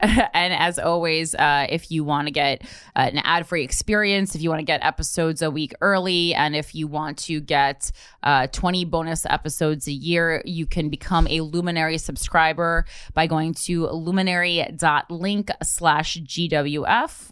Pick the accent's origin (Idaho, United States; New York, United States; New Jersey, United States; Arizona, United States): New Jersey, United States; I'm from New Jersey. I grew up middle class